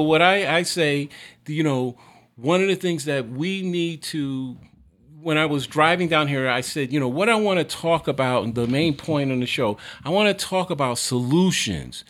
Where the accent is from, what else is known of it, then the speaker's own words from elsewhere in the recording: New York City, New York, United States; I was born in Harlem. You know, my formative years I lived in the projects on the East Side